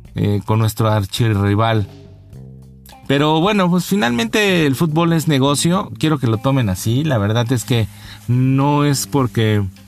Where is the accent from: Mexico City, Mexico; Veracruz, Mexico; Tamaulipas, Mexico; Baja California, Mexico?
Mexico City, Mexico; como buen chilanguense, como buen habitante de esta ciudad, de esta urbe